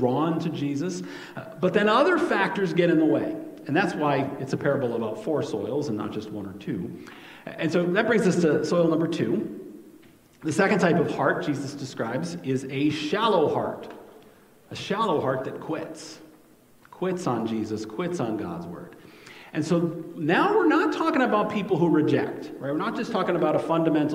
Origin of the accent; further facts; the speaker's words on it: New York, United States; now in Iowa, United States; the kind of soil I grew up with in New York